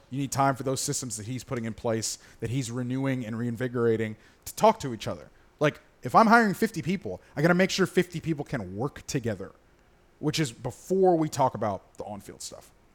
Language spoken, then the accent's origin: English; Gainesville, Florida, United States; moved away; Gainesville has not only my college town, but my hometown